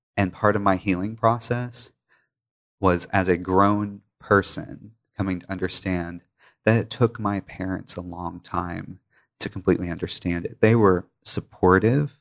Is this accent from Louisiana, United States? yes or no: no; Pickwick Dam, Tennessee, United States; moved away as an adult; now in Memphis, United States; I grew up in Pickwick Dam, about two hours away